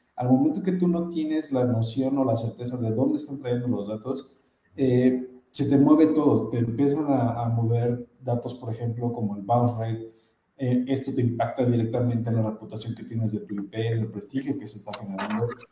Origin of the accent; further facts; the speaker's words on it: Mexico City, Mexico; yo que soy de la Ciudad de México